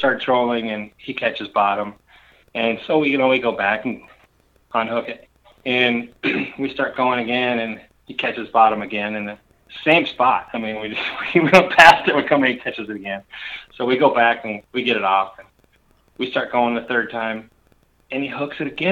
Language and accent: English; northern Minnesota, United States; So I grew up in northern Minnesota. I lived between Lake Vermilion and Pelican Lake, which is pretty much in the middle. I lived in the middle between Cook and Orr